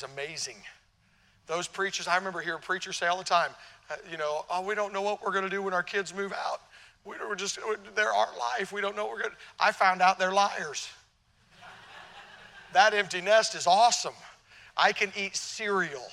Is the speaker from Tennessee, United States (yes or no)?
yes; Tennessee, United States; also born or lived in Illinois; I'm from Tennessee. Down south, we hear about the North. By the way, I was born in Illinois, so I'm a Yankee by birth